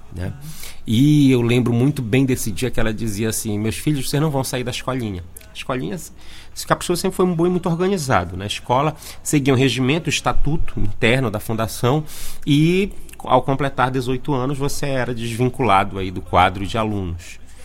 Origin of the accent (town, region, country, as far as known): Parintins, Amazonas, Brazil; moved away as an adult; also born or lived in Manaus